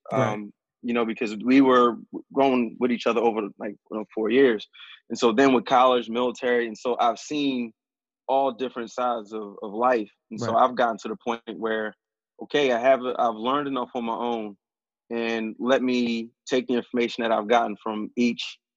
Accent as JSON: {"language": "English", "town": "Philadelphia", "region": "Pennsylvania", "country": "United States", "tie": "born or raised there", "said": "growing up in West, it's all Black"}